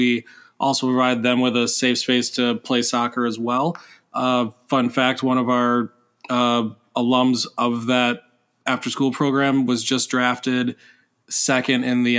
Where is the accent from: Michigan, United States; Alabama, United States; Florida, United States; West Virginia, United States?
Michigan, United States; moved away as an adult; now in New Hampshire, United States; Michigan. That's my home state.